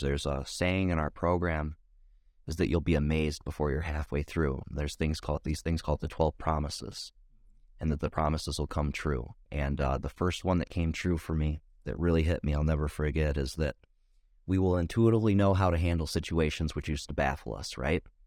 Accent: Ohio, United States; born or raised there

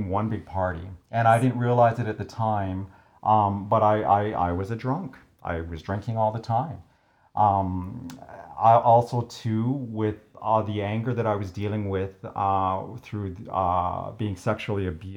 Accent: Crowsnest Pass, Alberta, Canada; also born or lived in Lethbridge; Growing up in the Crow's Nest Pass, we were not as entertained as maybe our city brethren were.

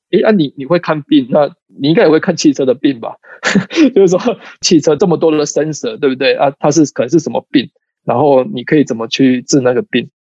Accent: Taiwan; 其实我们台湾人做事情是蛮踏实的

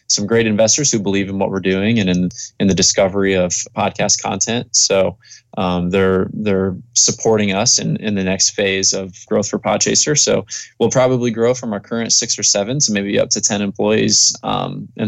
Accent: Indiana, United States; I'm actually in Hawaii for the next few months, but I came from Indiana.

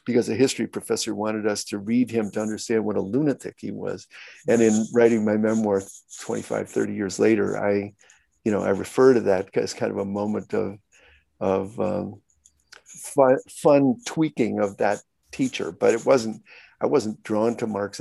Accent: Glen Ellyn, Illinois, United States; I grew up in Glen Ellyn, Illinois.

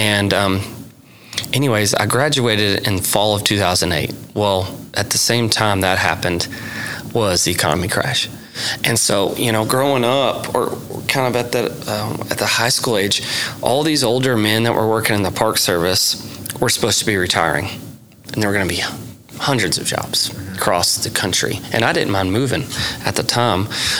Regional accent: Sulphur, Oklahoma, United States; also born or lived in Texas; So I grew up in Sulphur, where we currently live, and graduated from high school there in 2004.

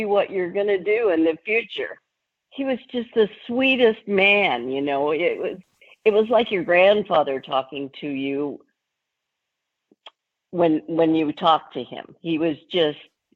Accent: Long Beach, Anaheim, California, United States; I was born in Long Beach, California. And when I was 10 years old, my dad moved us, 20 miles south to Anaheim, California.

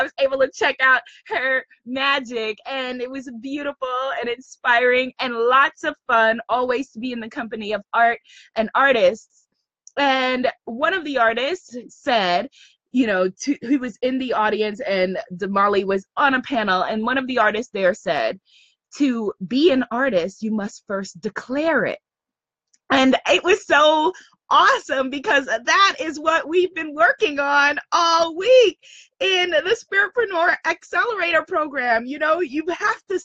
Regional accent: United Kingdom; accent: British; my British accent

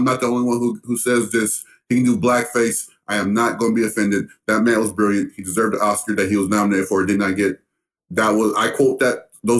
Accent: the Bible Belt, United States; I'm a black man. I grew up in the Bible Belt.

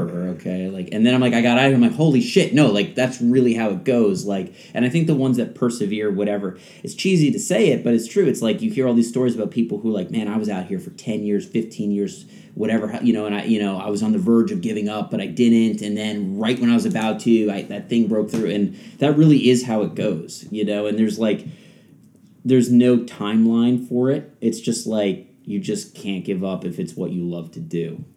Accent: the New York area, United States; moved away as an adult; now in Los Angeles, United States; I grew up in the New York area.

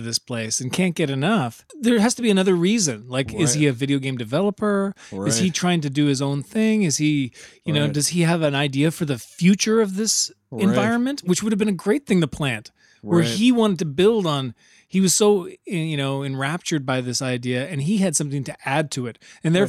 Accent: Minnesota, United States; I'm from Minnesota. I've been to Minnesota too.

